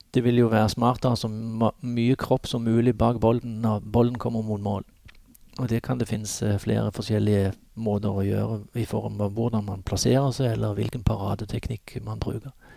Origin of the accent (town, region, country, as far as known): Norway